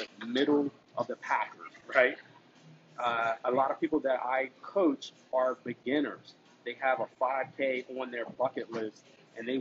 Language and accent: English; Galloway, New Jersey, United States; Galloway, New Jersey. Super excited, right in my hometown